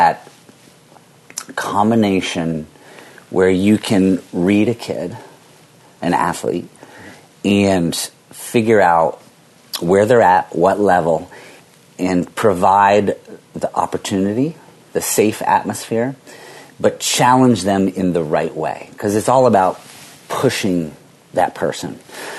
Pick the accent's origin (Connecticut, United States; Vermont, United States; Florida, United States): Vermont, United States; growing up in Vermont